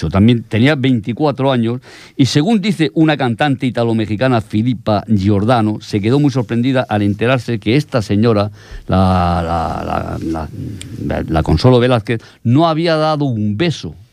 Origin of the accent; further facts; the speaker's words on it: Alicante, Valencian Community, Spain; yo recuerdo cuando era pequeño en Alicante, en las hogueras de San Juan